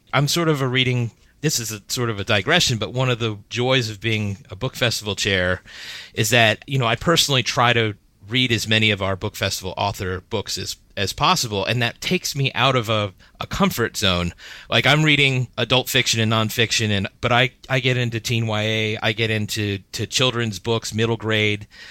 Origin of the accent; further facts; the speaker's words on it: Miami, Florida, United States; also born or lived in Washington, D.C.; now in Gaithersburg, United States; I grew up in Miami, Florida, then came up to D C, then Gaithersburg